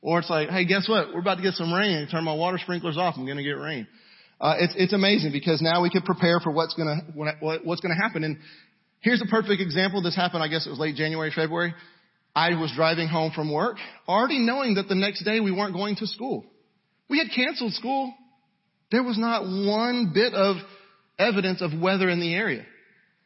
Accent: Houston, Texas, United States; I am from the Houston area. Don't throw anything. But I am from the Houston area. Where I'm from, we watch out for storms that have names

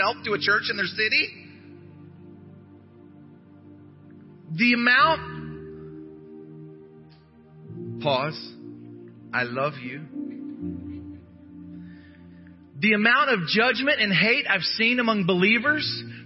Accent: United States; I'm an American

